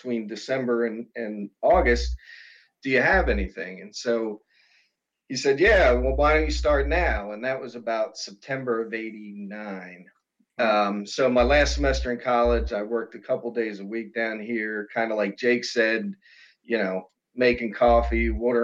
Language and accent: English; New Jersey, United States; moved away as an adult; also born or lived in Maryland; I grew up in New Jersey, came down to College Park.